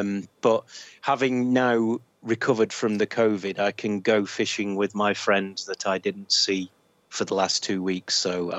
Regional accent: Northern England, United Kingdom; accent: northern; D for dog, that was, in case you're having trouble with my northern accent.

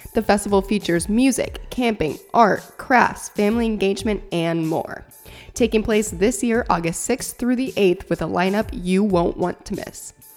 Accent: Sac City, Iowa, United States; moved away; that is my hometown, little town of Shaler, Iowa

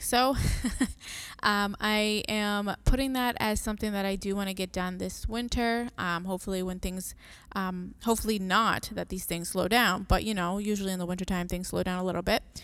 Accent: Massachusetts, United States; also born or lived in Puerto Rico; I was born in Puerto Rico. I am Boricua. Um, I grew up here and the summer's over there. So I came here when I was three years old

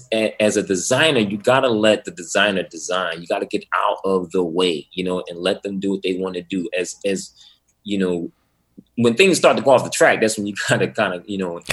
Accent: Atlantic City, New Jersey, United States; also born or lived in Pleasantville, New Jersey; And I grew up in Atlantic City, New Jersey. But on the weekends, I would go to my grandmother's house.

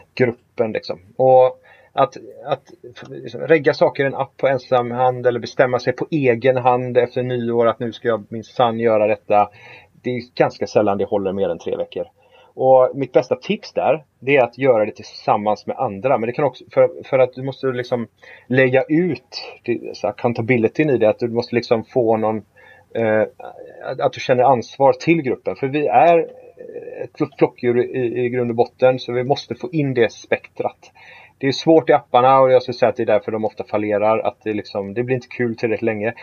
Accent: Gothenburg, Västra Götaland, Sweden; vi är ju från Göteborg

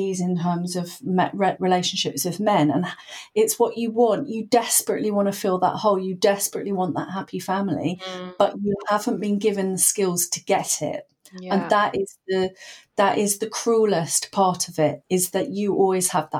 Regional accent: Portsmouth, South East England, United Kingdom; I grew up in Portsmouth in the, you know, in the 80s, 70s and 80s

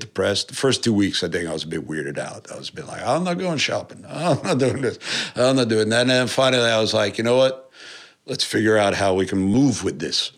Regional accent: New York, United States; I'm from New York.

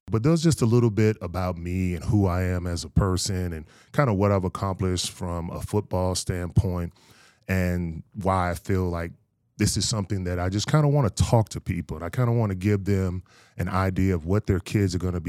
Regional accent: Fayetteville, North Carolina, United States; born there; also born or lived in Fort Knox, Kentucky / Aberdeen Proving Ground; I was born in Fayetteville, North Carolina, very much a military kid. My mother was in the military, so I grew up kind of all over the United States.

